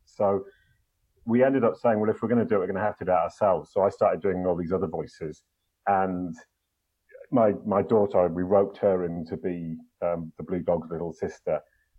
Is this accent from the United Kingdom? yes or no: yes; England, United Kingdom; Actually English.